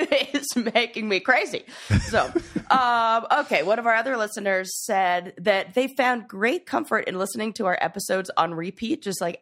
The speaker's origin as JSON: {"language": "English", "town": "Los Angeles", "region": "California", "country": "United States", "tie": "born or raised there", "said": "I grew up in LA in Hollywood"}